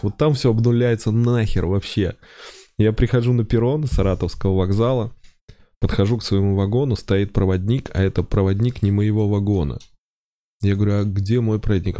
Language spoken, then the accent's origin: Russian; Oral, West Kazakhstan Region, Kazakhstan; moved away; also born or lived in Saint Petersburg; Я был в этом году в родном городе, в Уральске